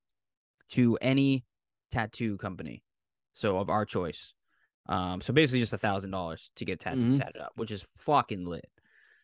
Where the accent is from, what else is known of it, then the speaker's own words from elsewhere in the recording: Pembroke, Massachusetts, United States; accent: Massachusetts; I'm from Massachusetts. He's like, what part? And I was like, South Shore, Pembroke